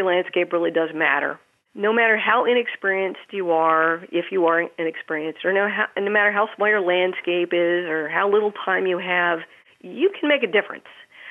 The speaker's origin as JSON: {"language": "English", "region": "Maryland", "country": "United States", "tie": "born or raised there", "said": "as a child, I grew up in Maryland"}